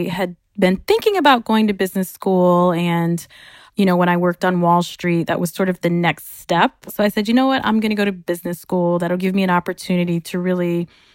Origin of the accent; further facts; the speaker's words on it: Michigan, United States; also born or lived in Chicago, Illinois; We moved to Michigan